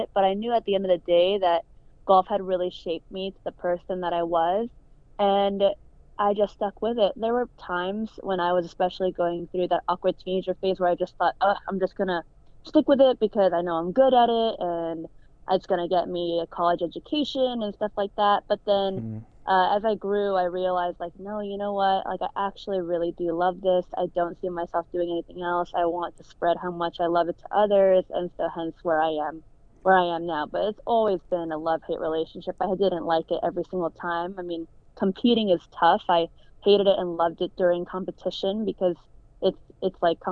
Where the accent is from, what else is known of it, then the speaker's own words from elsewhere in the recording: Illinois, United States; I was born and raised in Illinois